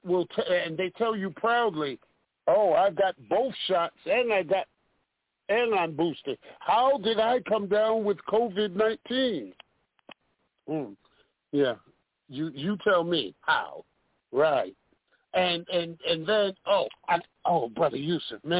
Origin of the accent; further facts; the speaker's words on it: New York City, New York, United States; now in Detroit, United States; I'm from Brooklyn, New York. Bed-Stuy